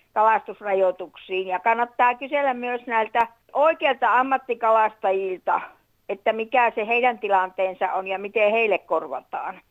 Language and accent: Finnish; Finland; Täällä asuneena ja kasvaneena